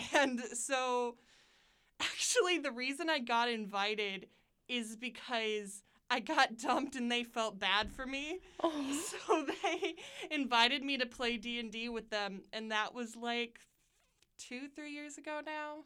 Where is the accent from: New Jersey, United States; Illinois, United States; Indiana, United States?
Indiana, United States; Pendleton; also born or lived in Muncie, Indiana; I moved to um, Pendleton, Indiana, and then I lived there till I was 17